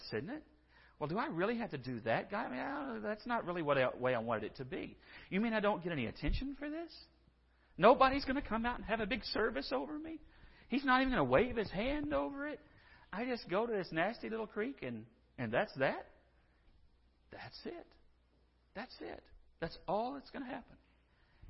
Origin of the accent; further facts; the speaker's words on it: San Angelo, Texas, United States; I'm from San Angelo, and I swear that's home